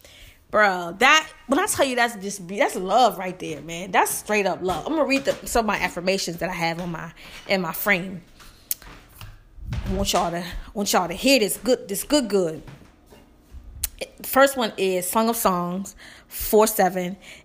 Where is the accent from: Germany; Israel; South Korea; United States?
United States; the South; I know y'all shocked because I'm from the South.